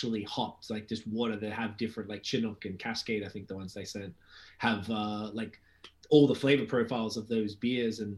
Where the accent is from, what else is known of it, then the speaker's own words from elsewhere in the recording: Australia; I'm from Australia